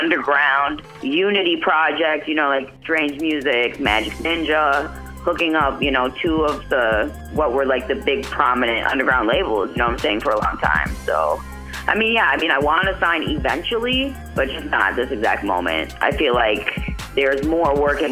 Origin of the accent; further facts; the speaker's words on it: Canada; I was born in Canada